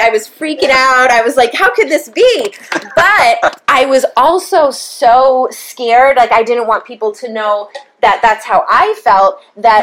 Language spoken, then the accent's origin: English; Brentwood, United States; we grew up in Brentwood